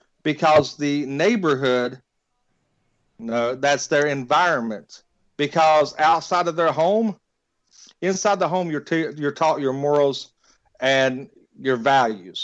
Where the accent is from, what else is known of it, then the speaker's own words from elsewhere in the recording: West Virginia, United States; I'm from West Virginia